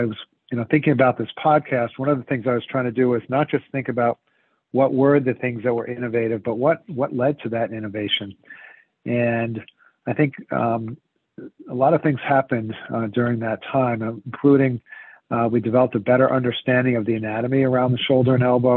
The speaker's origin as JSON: {"language": "English", "country": "United States", "tie": "born or raised there", "also_born_or_lived": "Princeton, New Jersey / San Francisco, California", "moved": "as an adult", "lives_now": "Rhode Island, United States", "said": "I grew up just outside of New York City"}